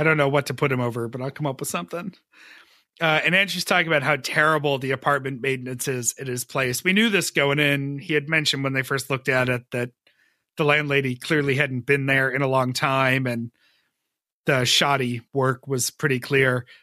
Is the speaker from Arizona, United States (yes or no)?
no; Western New York, United States; my hometown, Western New York